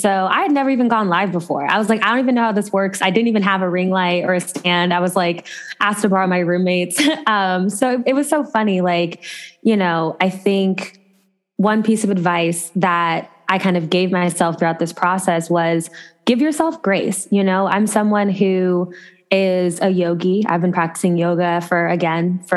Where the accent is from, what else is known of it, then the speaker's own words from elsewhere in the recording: Ohio, United States; moved away as an adult; also born or lived in Los Angeles, California / Chicago / New York; I grew up in Ohio